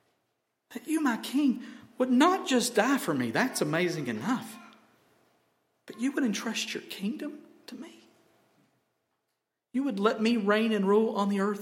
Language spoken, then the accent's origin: English; Helen, United States; I'm from Helen, y'all.